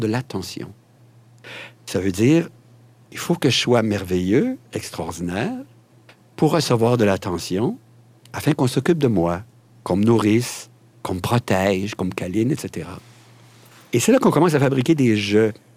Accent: Quebec, Canada; chez nous, au Québec, on a une expression qui dit « Je me pète les bretelles »

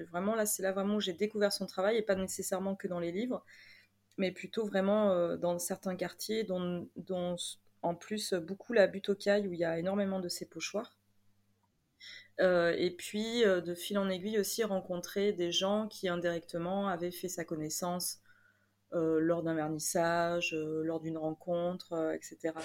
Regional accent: Bordeaux, Nouvelle-Aquitaine, France; also born or lived in Paris; je suis de Bordeaux, donc n'étant pas nécessairement sur Paris, enfin maintenant si

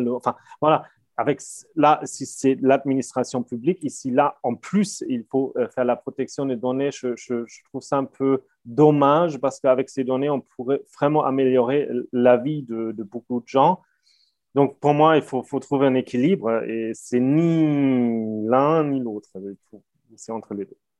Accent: Germany; first language German; French is a second language; moved away; je, je, parle allemand, enfin, effectivement très bien parce que je suis allemand

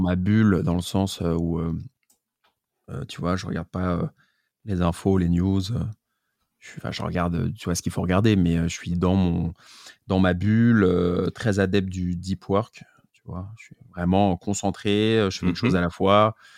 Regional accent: Paris, Île-de-France, France; je suis parisien. Je viens du deuxième arrondissement au départ.

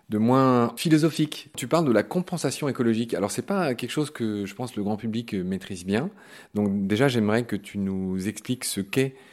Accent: Meurthe-et-Moselle, Grand Est, France; moi je suis de Meurthe

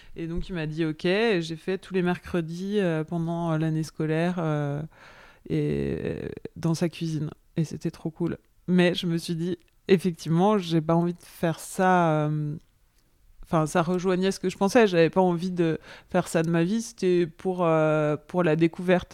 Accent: Arbois, Bourgogne-Franche-Comté, France; also born or lived in Paris (Belleville); now in Paris, France; J'ai grandi dans le Jura, à Arbois, donc une petite, euh, petite ville qui est célèbre pour, pour ses vins, capitale des vins du Jura.

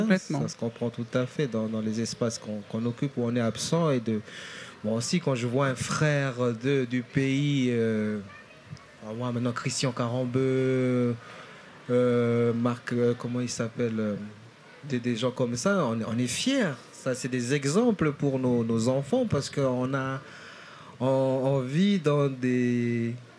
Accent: Nouméa, South Province, New Caledonia; also born or lived in Lifou, Loyalty Islands, New Caledonia; je suis né dans, une de ces îles-là, donc l'île de l'Ifou

